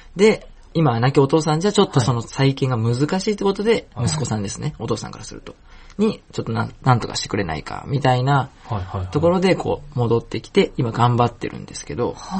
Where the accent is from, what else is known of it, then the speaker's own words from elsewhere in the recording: Osaka, Japan; moved away; 大阪の飛び出新町の近く